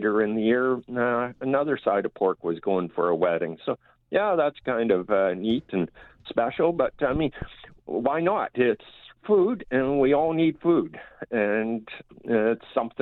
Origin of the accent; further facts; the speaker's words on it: Argyle, Manitoba, Canada; I'm from Argyle, Manitoba here, just north of Stonewall and north of Winnipeg a little ways.